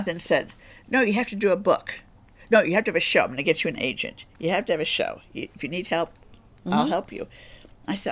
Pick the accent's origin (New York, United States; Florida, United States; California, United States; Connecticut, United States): New York, United States; now in Los Angeles, United States; I was in New York